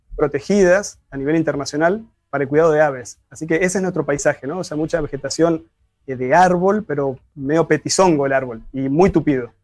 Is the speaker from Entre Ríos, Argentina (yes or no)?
yes; Gualeguaychú, Entre Ríos, Argentina; esa pasión que tenemos los gualeguaychenses por nuestro espacio